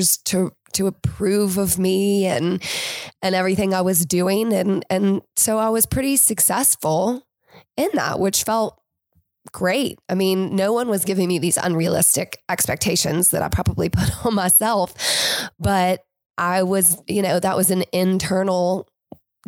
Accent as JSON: {"language": "English", "town": "Winston-Salem", "region": "North Carolina", "country": "United States", "tie": "born or raised there", "said": "I am from Winston-Salem."}